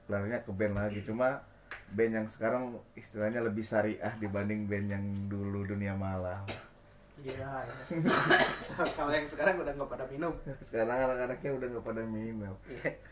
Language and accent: Indonesian; Bandung, West Java, Indonesia; kan band dari Bandung nih gua sendiri kan orang Bandung